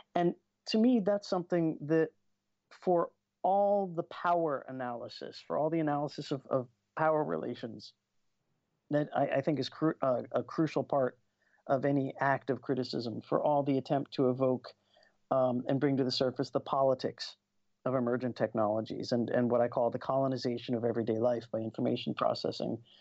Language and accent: English; United States; I grew up in the States